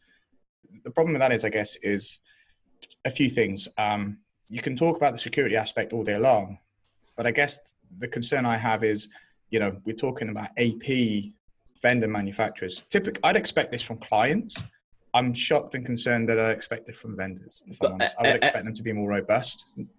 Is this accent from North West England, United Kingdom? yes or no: no; North East England, United Kingdom; Why am I mocking you, Ryan? I'm a Geordie as well.